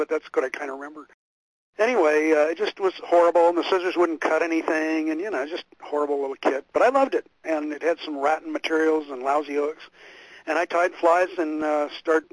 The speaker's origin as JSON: {"language": "English", "region": "Pacific Northwest", "country": "United States", "tie": "born or raised there", "said": "I grew up in the Pacific Northwest, out here on the west side"}